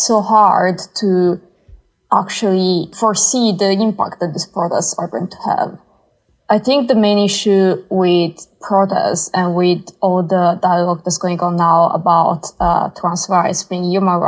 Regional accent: Italy; now in United Kingdom; I'm not from the UK, I'm from Italy

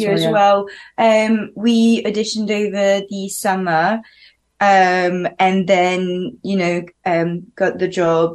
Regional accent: Algeria; first language French; English is a second language; also born or lived in Paris, France; now in London, United Kingdom; I grew up in Algeria, in North Africa.

